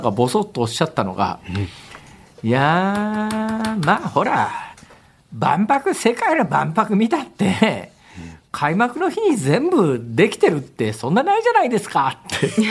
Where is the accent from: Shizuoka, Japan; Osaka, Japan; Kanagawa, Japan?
Osaka, Japan; Hirakata; 私の地元の枚方